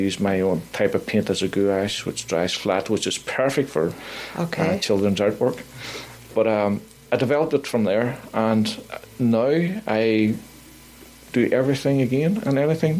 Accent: Belfast, Northern Ireland, United Kingdom; now in Nova Scotia, Canada; my life growing up in Belfast, what it was like to live through the Troubles, what it was like to lose friends within the Troubles

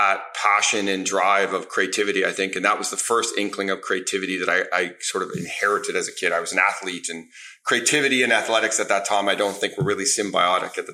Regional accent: Toronto, Ontario, Canada; I grew up in Toronto on the east side

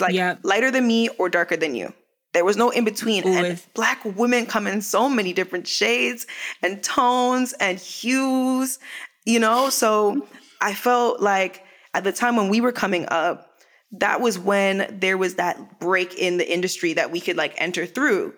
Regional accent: Canada; moved away as an adult; also born or lived in Jamaica (heritage); now in Los Angeles, United States; I am a black woman. I am Canadian. Mm. I am Jamaican.

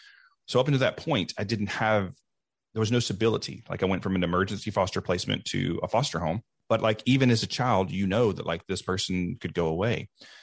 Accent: Deep South, United States; I grew up in the Deep South in a time when it was not okay to be gay.

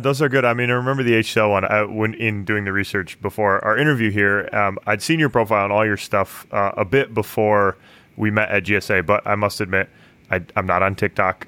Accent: Michigan, United States; growing up in Michigan

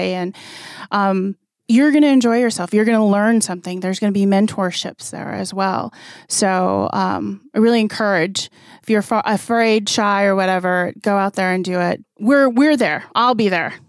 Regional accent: Arizona, United States; I'm a Navajo from the Navajo Reservation. I grew up on the Navajo Reservation.

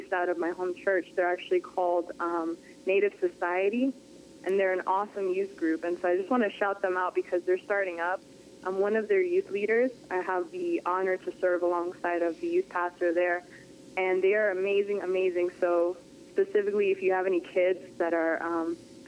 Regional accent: Worcester, Massachusetts, United States; moved away as an adult; now in Florida, United States; I grew up in Worcester. It's like right in the middle.

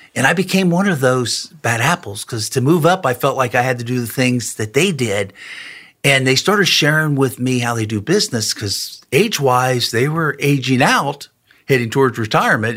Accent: Cincinnati, Ohio, United States; also born or lived in Morrow, Ohio; Grew up in Cincinnati. That's where my wife and I both grew up

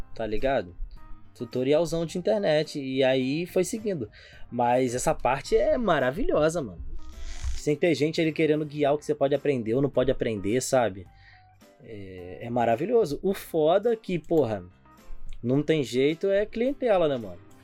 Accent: São Gonçalo, Rio de Janeiro, Brazil; a gente é de São Gonçalo

